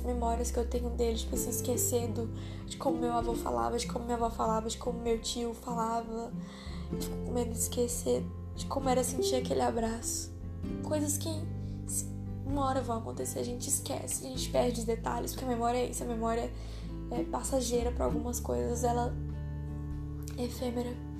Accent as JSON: {"language": "Portuguese", "town": "Tocantinópolis", "region": "Tocantins", "country": "Brazil", "tie": "born or raised there", "also_born_or_lived": "São Raimundo das Mangabeiras, Maranhão", "said": "Então eu meio que fui criada aqui no Tocantins, em Tocantinópolis, e lá no Maranhão, em Mangabeiras"}